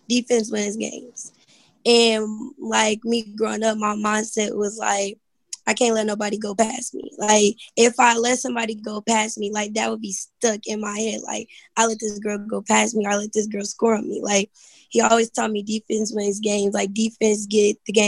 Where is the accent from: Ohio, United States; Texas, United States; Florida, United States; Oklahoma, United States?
Oklahoma, United States; Midwest City; Midwest City, Oklahoma.